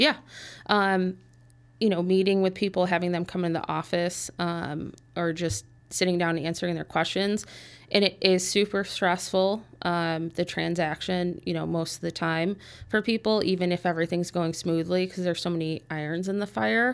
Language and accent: English; Park Ridge, Illinois, United States; I was born and raised in Park Ridge.